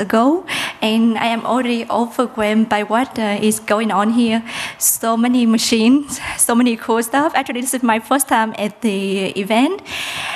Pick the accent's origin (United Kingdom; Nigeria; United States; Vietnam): Vietnam; Mekong Delta; English is a second language; moved away; I'm from Vietnam. And I come from the Mekong Delta, which is quite a poor region in south of Vietnam